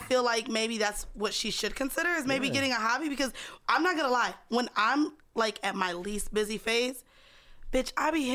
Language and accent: English; Florida, United States; moved away as an adult; now in New York, United States; we're both from Florida